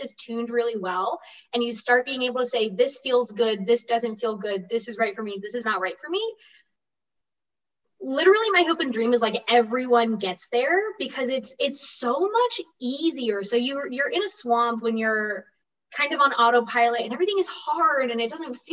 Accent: Florida, United States; So I'm from Florida.

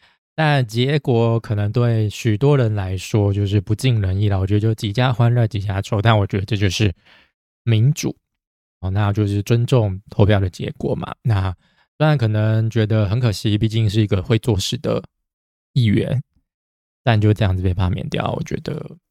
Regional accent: Taiwan; born there; 我还是真的很庆幸我是生在台湾。我们台湾真的是跟其他国家比起来，真的是幸运很多了。

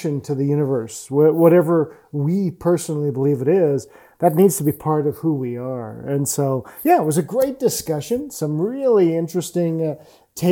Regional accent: England, United Kingdom; I'm English too

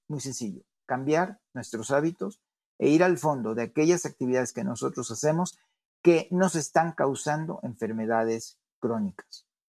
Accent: Mexico

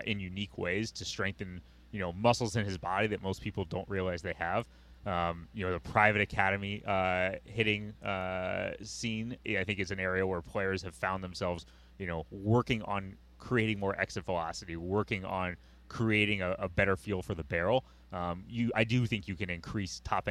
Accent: Midwest, United States; I'm from the Midwest

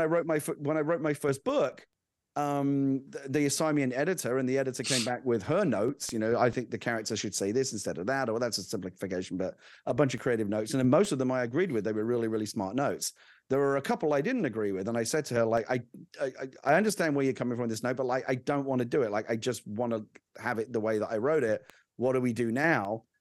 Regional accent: London, United Kingdom; moved away; I'm originally from the U K. I grew up in London

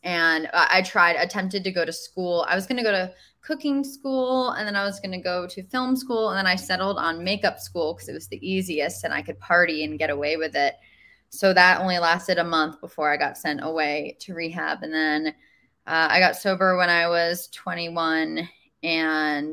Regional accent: New York, United States; I was raised in New York as well.

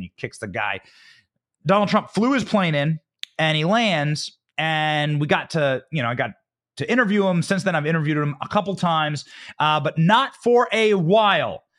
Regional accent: Iowa, United States; That's my home state.

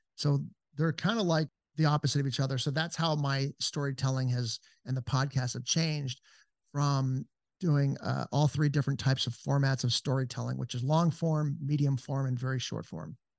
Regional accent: Encino, California, United States; moved away as an adult; also born or lived in Los Angeles; now in Georgetown, Texas, United States; I'm from Encino, California

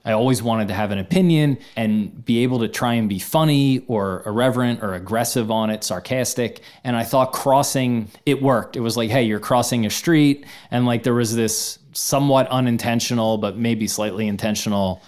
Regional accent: Philadelphia, Pennsylvania, United States; growing up in Philadelphia, huge Philadelphia sports fan

